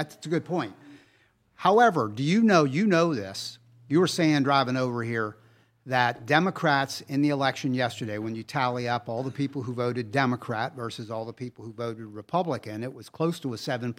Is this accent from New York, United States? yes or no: no; Ohio, United States; but we were both kind of raised in Ohio politics. You came to Ohio 1969 or so. I was there my whole life.